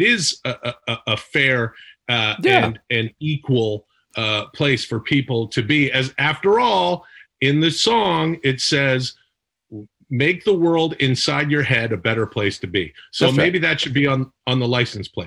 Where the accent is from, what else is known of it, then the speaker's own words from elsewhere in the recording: Ladner, British Columbia, Canada; bought a house in the town that I grew up in Ladner, British Columbia, a couple years before I was born